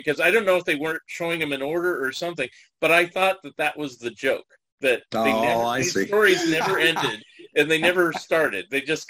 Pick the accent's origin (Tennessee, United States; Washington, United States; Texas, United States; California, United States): California, United States; San Jose; also born or lived in San Francisco; I grew up in Northern California, so San Jose area, and I lived in San Francisco for a number of years.